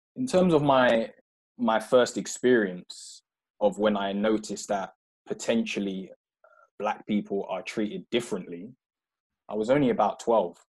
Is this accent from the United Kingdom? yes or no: yes; London, United Kingdom; moved away as an adult; also born or lived in Croydon / Purley; now in Kent, United Kingdom; I grew up in South London, so um, I was uh, born in uh, Croydon Mayday Hospital